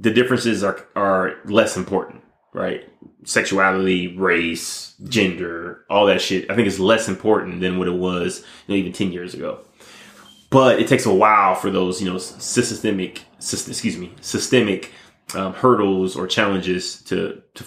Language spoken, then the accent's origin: English; Detroit, Michigan, United States; moved away; also born or lived in Las Vegas, Nevada; I was growing up in Detroit, Michigan. Luckily, my grandparents, you know, took me from Detroit and moved me out to Las Vegas